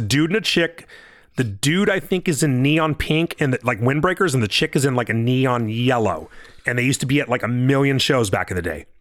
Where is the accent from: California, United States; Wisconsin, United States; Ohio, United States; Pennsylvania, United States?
California, United States; I'm from California